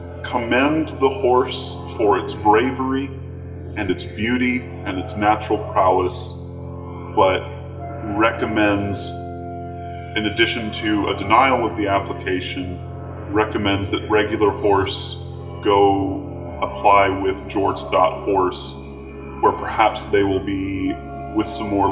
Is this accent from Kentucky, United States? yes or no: no; Texas, United States; Well, as you know, I am Texan, and so I am packing that heat.